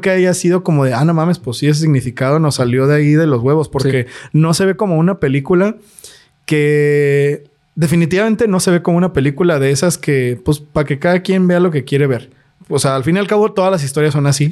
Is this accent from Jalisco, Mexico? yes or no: yes; Guadalajara, Jalisco, Mexico; nosotros somos de Guadalajara